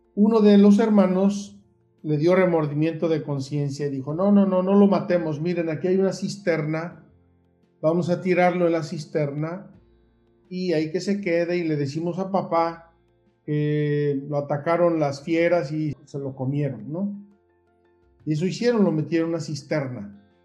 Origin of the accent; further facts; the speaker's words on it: Puebla, Mexico; moved away as an adult; also born or lived in Jerusalem; soy originario de Puebla